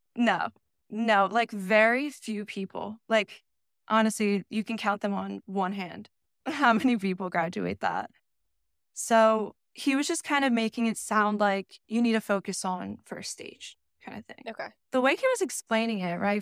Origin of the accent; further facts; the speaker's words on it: Vineland, New Jersey, United States; also born or lived in Delaware; I was born and raised in Vineland, Millville, New Jersey